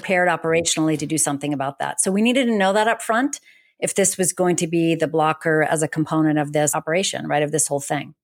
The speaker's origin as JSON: {"language": "English", "region": "New England", "country": "United States", "tie": "born or raised there", "moved": "yes", "said": "I grew up in New England. I think Boston is my home."}